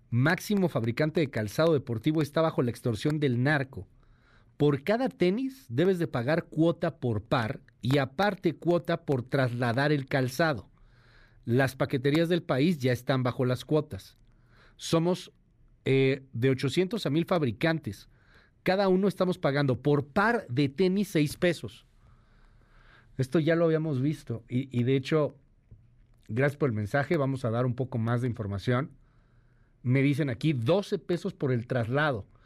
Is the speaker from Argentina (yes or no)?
no; Mexico City, Mexico; Yo soy de Ciudad de México y ya nos alcanzó el pago derecho de piso.